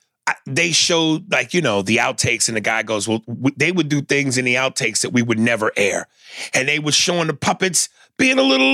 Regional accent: Mississippi, United States; I still could eat an apple with 3 teeth and crack open a beer bottle because I'm from Mississippi.

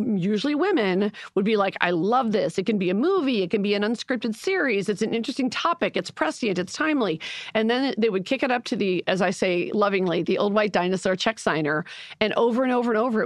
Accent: Chicago, Illinois, United States; I'm from Chicago

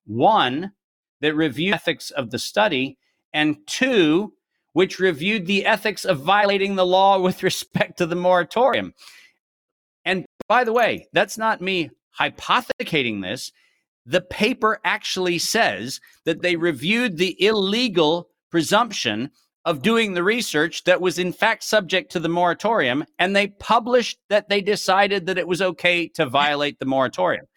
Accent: United States; as an American making that presentation in Europe

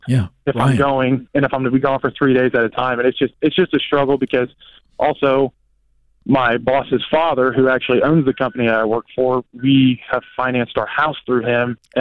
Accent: Ohio, United States; moved away as an adult; also born or lived in Florida; I'm originally from Ohio.

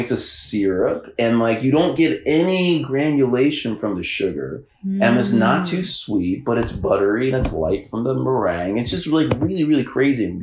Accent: University Heights, Ohio, United States; I grew up in University Heights, outside of Cleveland, Ohio

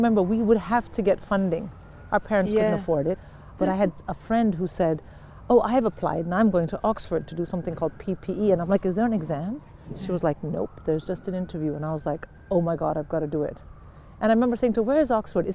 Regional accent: Delhi, India; moved away; I was from Delhi

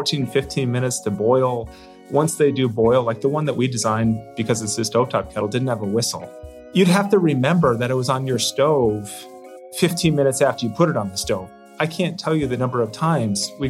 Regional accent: United States; Growing up in America

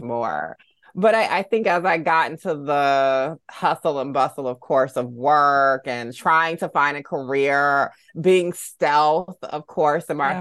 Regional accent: Augusta, Georgia, United States; growing up in the South in Augusta, Georgia

